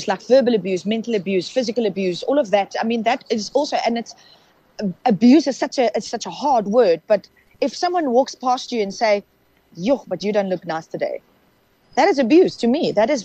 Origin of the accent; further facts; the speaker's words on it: South Africa; first language Afrikaans; English is a second language; we're Afrikaans, we grew up in Afrikaans